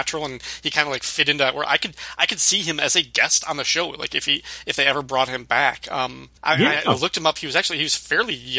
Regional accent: Northern Illinois, United States; I grew up in Northern Illinois and around that, so the Chicago Bears were our hometown team

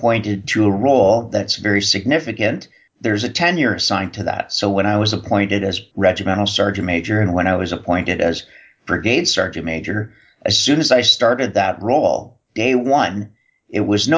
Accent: Canada; Being Canadian

